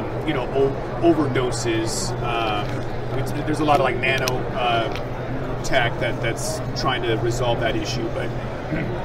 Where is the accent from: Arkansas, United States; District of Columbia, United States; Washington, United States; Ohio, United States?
Washington, United States; Seattle; I'm from Seattle